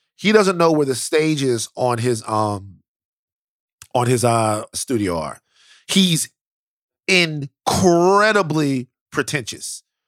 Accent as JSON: {"language": "English", "region": "Louisiana", "country": "United States", "said": "I'm from Louisiana"}